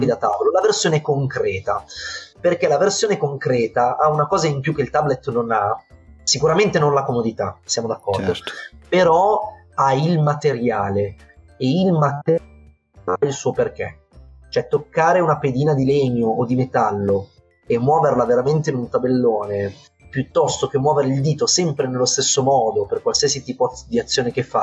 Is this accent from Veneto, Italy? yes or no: no; Turin, Piedmont, Italy; È un, è un progetto anche fisico in realtà, che noi eh, siamo di Torino, io con i miei due amici che un po' più da vicino mi danno una mano